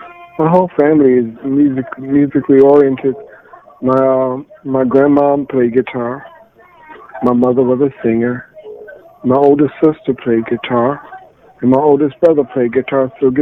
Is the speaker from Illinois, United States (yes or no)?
yes; Chicago, Illinois, United States; now in Los Angeles, United States; Chicago, originally.